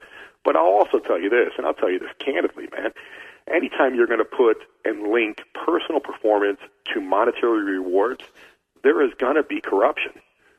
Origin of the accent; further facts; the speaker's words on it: Brazil; I'm sending three or four of my boys that I grew up with in Brazil to Australia